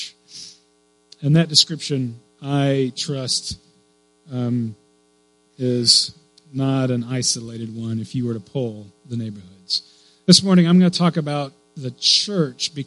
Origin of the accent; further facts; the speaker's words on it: Clear Lake, United States; When I was a kid, I grew up here in Clear Lake